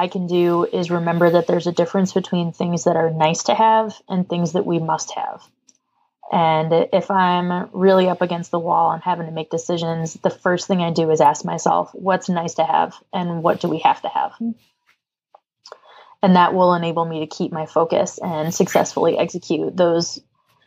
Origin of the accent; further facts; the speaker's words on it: the Berkshires, New England, Massachusetts, United States; now in Louisiana, United States; I am a girl from New England, I would love to go see a TEDx Berkshires event just because it's my hometown